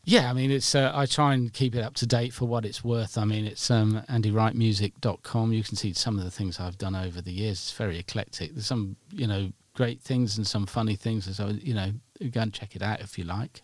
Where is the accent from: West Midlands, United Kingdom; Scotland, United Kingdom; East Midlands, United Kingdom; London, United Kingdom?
East Midlands, United Kingdom; Nottingham; I'm from Nottingham